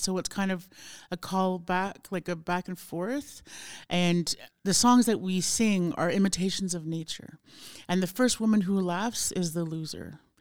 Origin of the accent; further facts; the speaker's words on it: Montreal, Quebec, Canada; born or raised there; also born or lived in Fort Smith, Northwest Territories